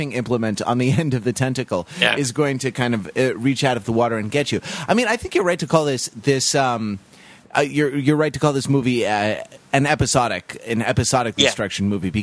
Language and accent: English; Santa Monica, California, United States; Born and raised in St. John's Hospital, Santa Monica, California